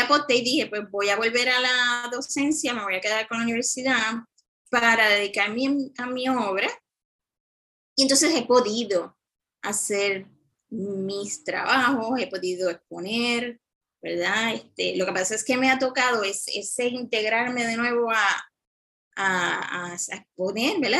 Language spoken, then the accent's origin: Spanish; San Juan, Puerto Rico; yo me crié en Cupey